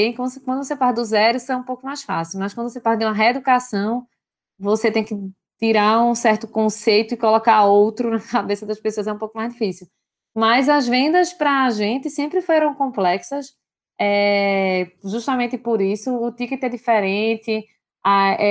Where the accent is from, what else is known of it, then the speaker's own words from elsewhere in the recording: Brazil; a gente, como bom brasileiro, né, a gente já tem um, um cenário complicado de, de, de, Brasil, que já se. que já que empreender no Brasil sempre foi difícil